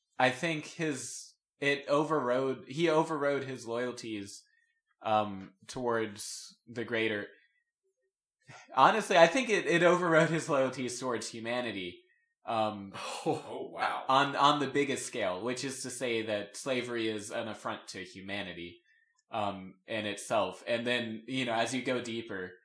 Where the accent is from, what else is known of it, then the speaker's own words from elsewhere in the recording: Texas, United States; I'm an American, but I'm also a Texan